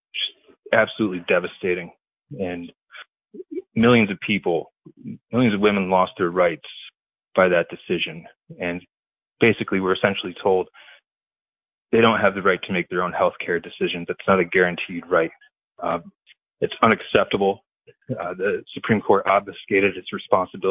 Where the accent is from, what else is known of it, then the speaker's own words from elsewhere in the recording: Walton, New York, United States; my hometown of Walton, New York